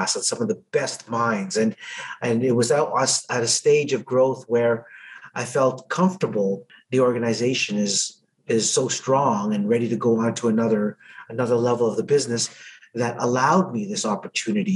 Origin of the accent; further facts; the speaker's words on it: Edmonton, Alberta, Canada; I was from Edmonton